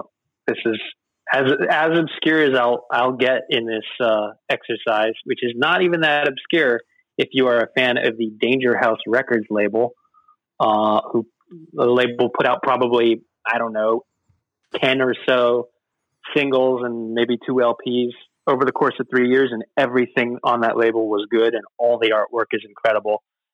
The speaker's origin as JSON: {"language": "English", "region": "California", "country": "United States", "said": "Like, I'm from California."}